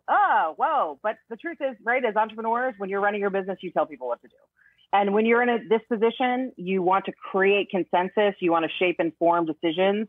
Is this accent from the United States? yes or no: yes; Northern Virginia, United States; moved away as an adult; also born or lived in Korea; now in Florida, United States; I'm from Northern Virginia. I was born in Korea, but grew up in Northern Virginia